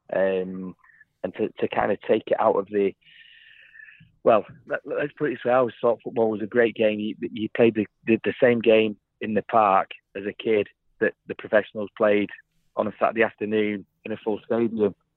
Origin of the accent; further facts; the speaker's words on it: England, United Kingdom; because I'm an Englishman